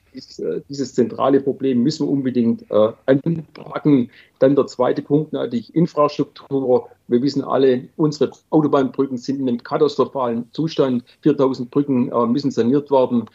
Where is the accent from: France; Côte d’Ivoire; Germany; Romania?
Germany; Swabia; ich bin Schwabe